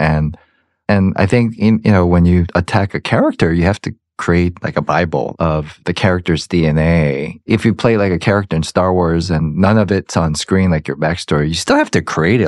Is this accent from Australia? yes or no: no; Georgia, United States; I'm from Georgia